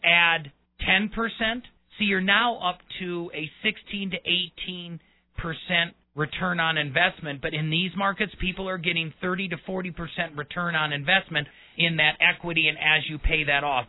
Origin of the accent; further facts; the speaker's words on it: Milwaukee, Wisconsin, United States; also born or lived in Colorado; now in Colorado Springs, United States; I'm a Colorado native by marriage. I was born and raised in Milwaukee.